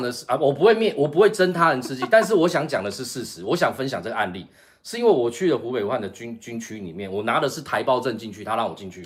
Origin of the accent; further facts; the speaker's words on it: Taiwan; accent: Taiwanese; 他突然听到我的口音，他说，“哎，你是不是台湾同胞？” 我说，“是啊。”